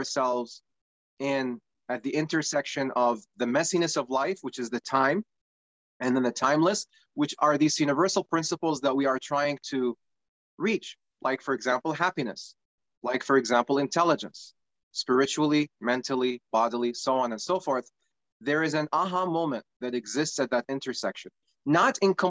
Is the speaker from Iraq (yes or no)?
yes; Iraq; now in United States; I'm originally from Iraq, and I migrated to the United States about 22 years ago now.